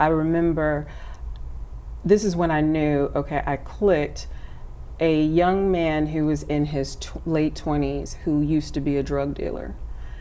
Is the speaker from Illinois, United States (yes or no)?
yes; Chicago, Illinois, United States; I'm from Chicago, and I went to DePaul University.